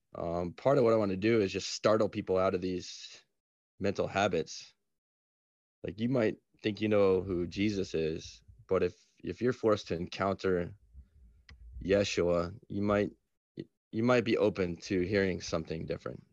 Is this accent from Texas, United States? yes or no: no; Atlanta, Georgia, United States; I'm from Atlanta. I was born in Atlanta